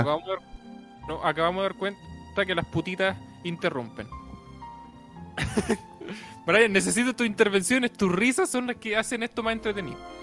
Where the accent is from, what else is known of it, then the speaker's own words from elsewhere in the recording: Antofagasta, Chile; yo nací en Antofagasta. Y ahí se crió un Géminis.